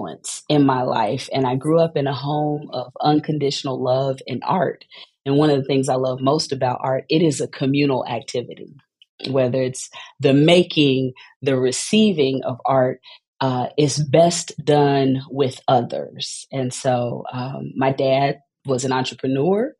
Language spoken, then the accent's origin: English; Texas, United States; moved away as an adult; also born or lived in Atlanta, Georgia; now in St. Louis, United States; as a Texan